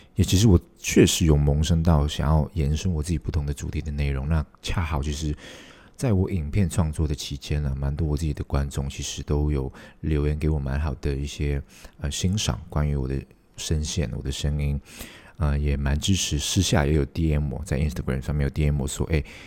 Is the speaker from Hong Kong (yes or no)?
yes; Hong Kong; 我是香港人